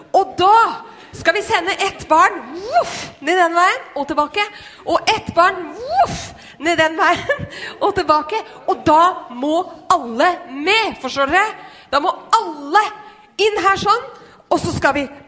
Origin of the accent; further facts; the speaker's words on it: Skien, Telemark, Norway; jeg vokste opp i, i Skien